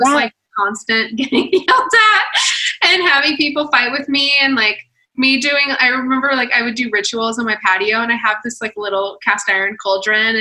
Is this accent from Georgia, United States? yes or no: yes; Atlanta, Georgia, United States; I'm from Atlanta